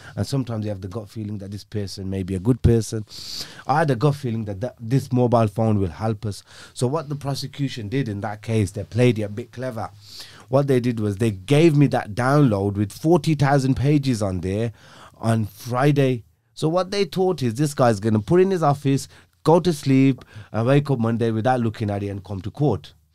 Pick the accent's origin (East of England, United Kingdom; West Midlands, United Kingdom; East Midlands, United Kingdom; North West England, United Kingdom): West Midlands, United Kingdom; Birmingham; I grew up in a, um, in North, I think it's North, comes under North Birmingham. It's, uh, an area called Aston